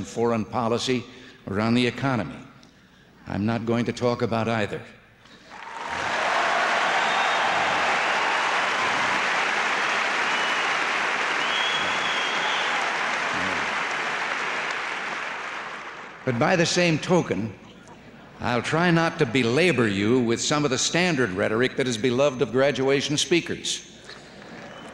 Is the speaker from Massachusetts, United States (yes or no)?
no; Illinois, United States; moved away; Growing up in Illinois